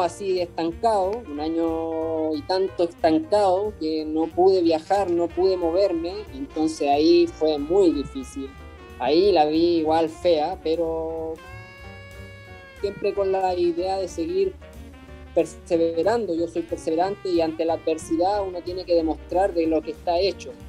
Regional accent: Puerto Cisnes, Aysén, Chile; moved away as an adult; also born or lived in Valparaíso, Chile; now in Massachusetts, United States; Yo soy de la Patagonia, Puerto Cisnes.

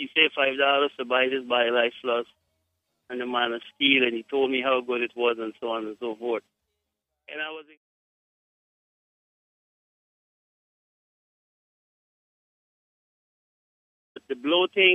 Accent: Guyana; I am from Guyana

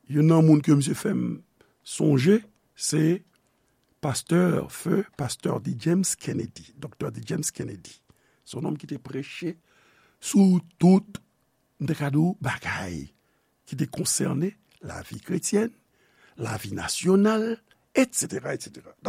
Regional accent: Haiti; peyi de nesans mwen, peyi nou, Haiti.

